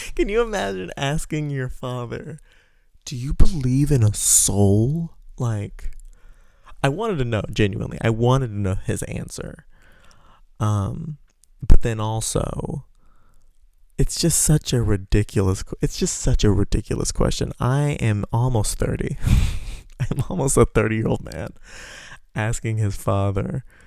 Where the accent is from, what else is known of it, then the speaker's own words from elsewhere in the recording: Texas, United States; moved away as an adult; Now I'm trying to get resettled in my hometown in Texas. That's where I'm from